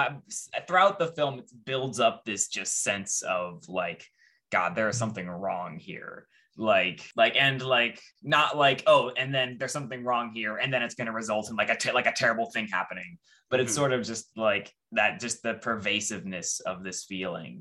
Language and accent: English; California, United States; having grown up in California, not anywhere near Modesto